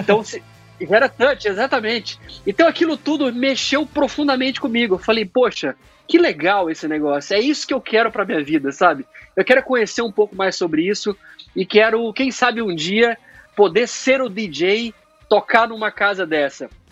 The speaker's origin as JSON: {"language": "Portuguese", "town": "Uberlândia", "region": "Minas Gerais", "country": "Brazil", "tie": "born or raised there", "moved": "yes", "lives_now": "Atlanta, United States", "said": "Uberlândia, ainda foi onde eu nasci"}